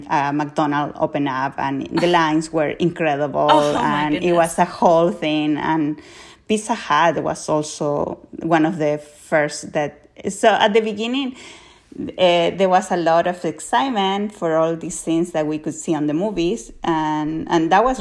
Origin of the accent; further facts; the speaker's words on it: Colchagua, O'Higgins, Chile; I grew up in Colchagua, like, it's really what is considered where most of the fruits and veggies are grown in Chile.